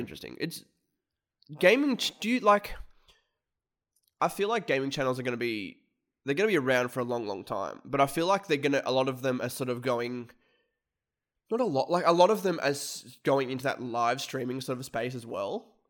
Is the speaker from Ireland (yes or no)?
no; Australia; we're content creators from Australia